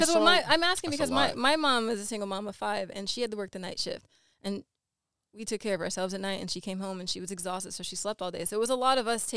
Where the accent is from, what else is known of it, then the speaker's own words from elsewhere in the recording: Scranton, Pennsylvania, United States; now in Brooklyn, United States; P.A.? Scranton.